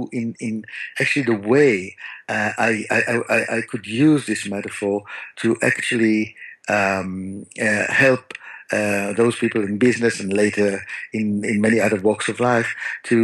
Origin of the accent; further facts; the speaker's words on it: Tel Aviv, Tel Aviv District, Israel; I grew up in Tel Aviv